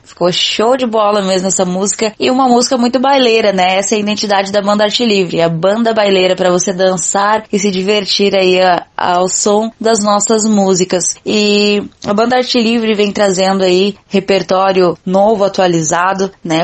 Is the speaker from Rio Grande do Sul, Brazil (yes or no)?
yes; Arroio dos Ratos, Rio Grande do Sul, Brazil; Comecei em uma banda aqui da minha cidade, onde nasci e me criei, na cidade de Arroio dos Ratos, na região carbonífera